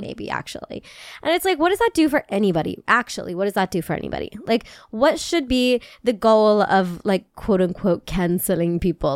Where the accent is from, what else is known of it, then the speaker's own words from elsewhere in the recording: United States; I'm from America